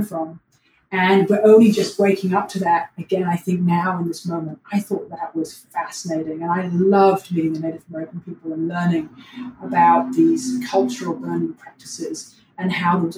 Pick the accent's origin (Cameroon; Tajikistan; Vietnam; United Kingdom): United Kingdom; London; also born or lived in New York; now in Los Angeles, United States; I'm originally from London, England